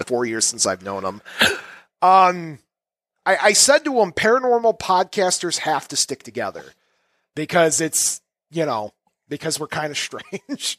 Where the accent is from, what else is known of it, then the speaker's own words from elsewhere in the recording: Chicago, Illinois, United States; As a Chicagoan person